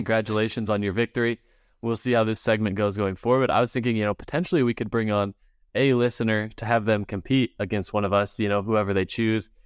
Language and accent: English; Utah, United States; we're from Utah, we got the Great Salt Lake here